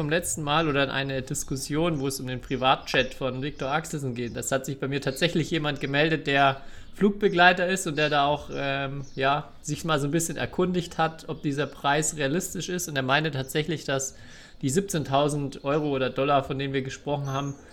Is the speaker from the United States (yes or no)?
no; Rückersdorf, Germany; Ich komme aus, aus, aus Rückersdorf.